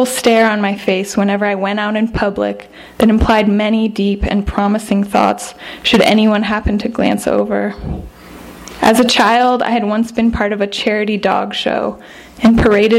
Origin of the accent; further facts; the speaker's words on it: Sonoma County, Northern California, United States; I'm from Northern California, Sonoma County